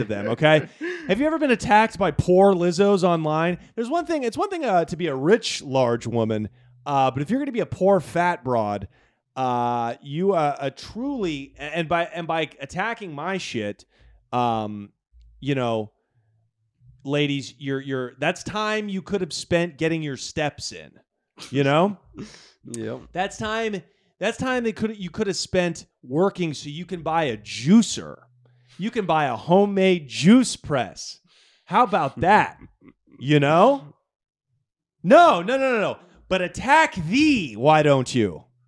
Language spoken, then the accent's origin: English; Portland, Oregon, United States; moved away; growing up in Portland, Oregon